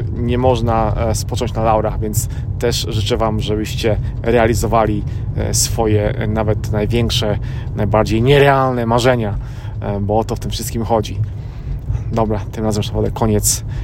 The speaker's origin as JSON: {"language": "Polish", "country": "Poland", "moved": "yes", "lives_now": "United States", "said": "ja jestem z Polski, żona jest z Filipin, a mieszkamy w Ameryce"}